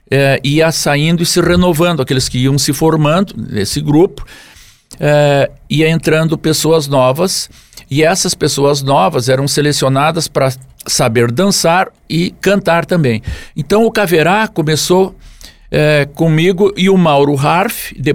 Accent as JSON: {"language": "Portuguese", "town": "Jari", "region": "Rio Grande do Sul", "country": "Brazil", "tie": "born there", "said": "lá no município hoje de Jari, que foi onde eu nasci, antes era Tupanciretã"}